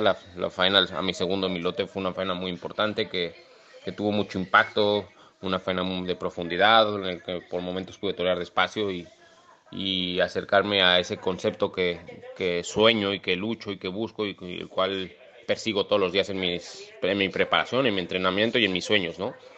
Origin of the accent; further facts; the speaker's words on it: Mexico; now in Spain; también en México, ¿no? Que, es mi tierra